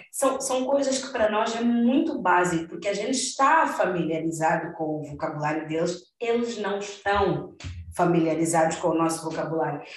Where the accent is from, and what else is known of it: Mozambique; also born or lived in Brazil